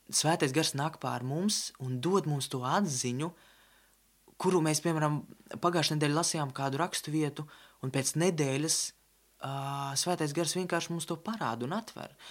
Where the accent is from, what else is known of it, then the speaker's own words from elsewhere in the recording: Riga, Latvia; Es nāku no Rīgas